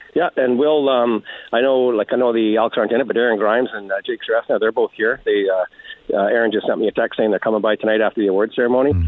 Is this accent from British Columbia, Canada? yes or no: no; Edmonton, Alberta, Canada; I'm born and raised in Edmonton